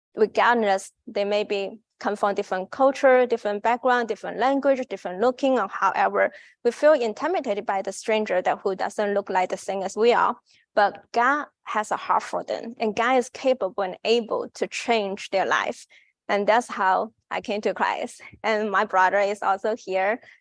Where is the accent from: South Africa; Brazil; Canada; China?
China; English is a second language; moved away as an adult; now in United States; I'm from China.